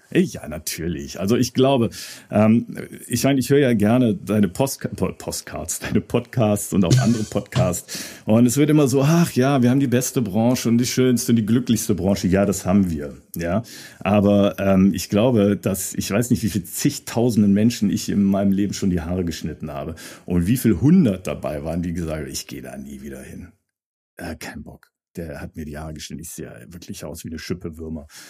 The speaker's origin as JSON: {"language": "German", "area": "Hahn near Düsseldorf", "region": "North Rhine-Westphalia", "country": "Germany", "also_born_or_lived": "London / Hamburg", "moved": "as an adult", "said": "ich will jetzt nicht wieder dahin zurück, wo ich herkomme. Ne? So Hahn mhm. bei Düsseldorf"}